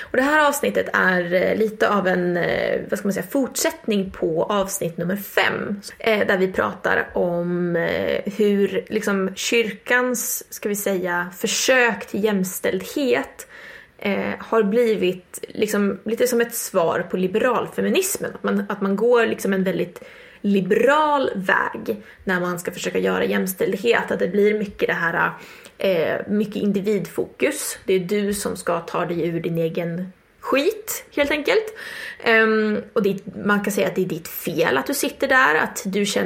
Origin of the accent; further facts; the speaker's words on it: Jämtland, Sweden; now in Uppsala, Sweden; jag kommer från, eh, från Jämtland, bor i Uppsala eh, pluggar eh, ekonomisk historia.